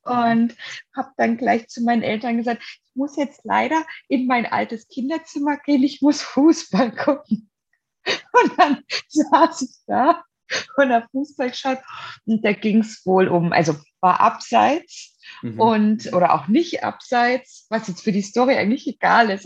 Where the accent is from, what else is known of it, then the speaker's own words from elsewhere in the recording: Germany; ich bin ja in der DDR geboren